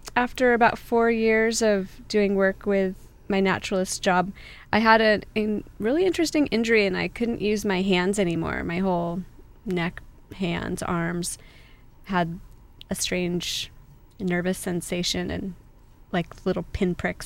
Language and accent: English; San Clemente, California, United States; also born or lived in Laguna Hills / Laguna Beach / Trabuco Canyon; I was born in San Clemente, and I have pretty much a typical Orange County upbringing.